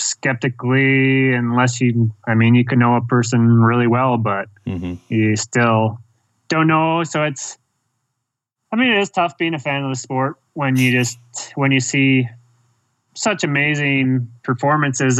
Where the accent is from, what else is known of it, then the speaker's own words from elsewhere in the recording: Canada; growing up in Canada, very, you know, privileged, life, growing up there